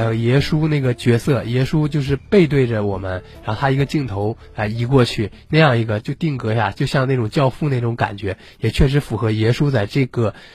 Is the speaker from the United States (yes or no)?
no; northern China, China; also born or lived in Fujian; 因为我是个北方人